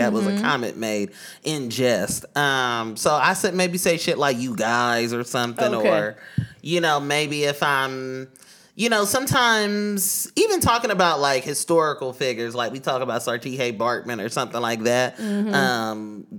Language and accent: English; Oakland, California, United States; Pronouns he, him. I'm from Deep East Oakland, California.